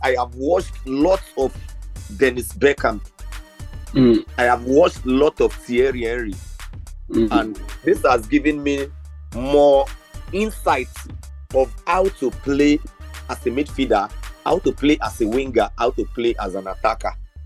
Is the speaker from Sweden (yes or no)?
no; Nigeria; as a Nigerian